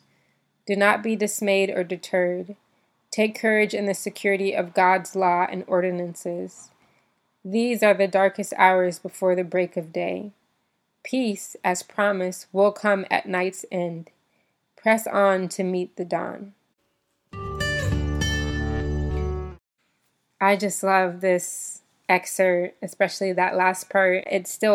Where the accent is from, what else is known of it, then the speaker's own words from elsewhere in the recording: United States; moved away as an adult; growing up in the United States